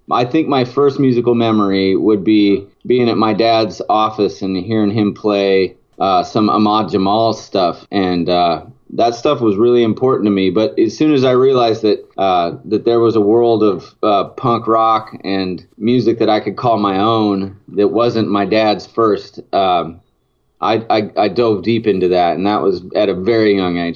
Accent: Silverton, Oregon, United States; I grew up in a town called Silverton. It was it was like uh, about 20 miles away from Salem.

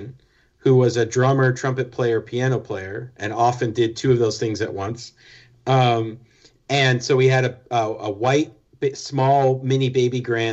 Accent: Florida, United States; also born or lived in New Jersey; We moved from New Jersey, where we were born, down to sunny Florida, where our dad was living.

